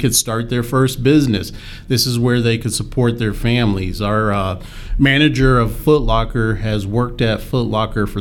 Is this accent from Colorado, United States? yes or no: yes; Colorado, United States; also born or lived in Baton Rouge, Louisiana; I grew up here in Colorado